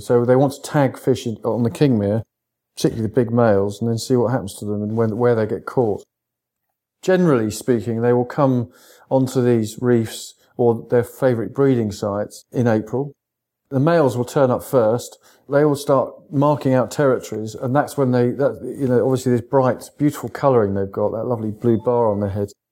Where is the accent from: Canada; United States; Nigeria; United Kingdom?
United Kingdom; East Sussex, South East England; I come from East Sussex